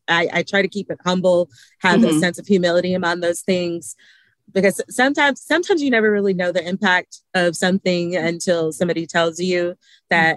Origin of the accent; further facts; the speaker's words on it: Alabama, United States; I am a small town girl from Lynette, Alabama, raised for majority of my life. I am proud of my hometown